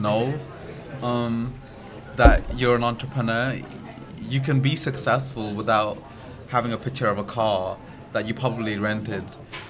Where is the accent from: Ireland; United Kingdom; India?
United Kingdom; Alum Rock, West Midlands; I was born in Alam Rock. I went to school in Alam Rock. I still live in Alam Rock. My family are in Alam Rock.